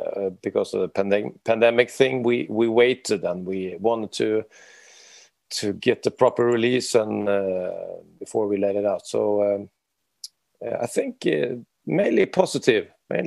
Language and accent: English; Sweden; moved away as an adult; also born or lived in Oslo, Norway; now in Norway; We're located in Norway, Oslo, Norway, but I'm Swedish. So I'm a foreign